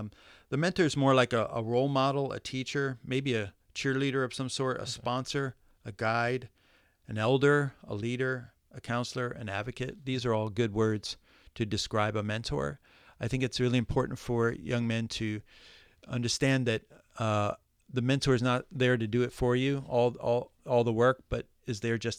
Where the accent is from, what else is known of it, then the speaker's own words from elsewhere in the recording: Midwest, United States; No, I came from Midwest, was born in the Midwest, and never heard about a mentor all my life.